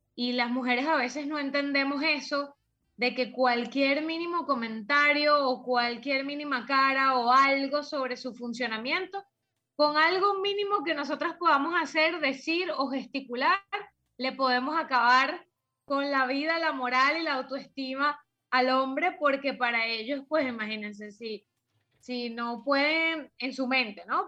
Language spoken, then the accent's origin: Spanish; Venezuela; en mi país natal, que es Venezuela